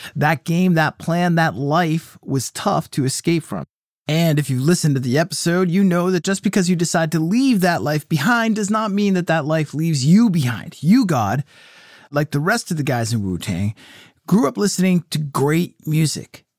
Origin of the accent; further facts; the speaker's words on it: Clinton, Massachusetts, United States; City Hall Music in Clinton, Mass, right on High Street, my hometown record store